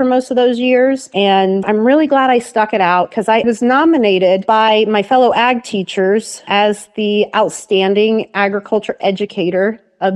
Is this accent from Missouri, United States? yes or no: no; Henry County, Indiana, United States; now in Portland, Indiana, United States; I was raised in Henry County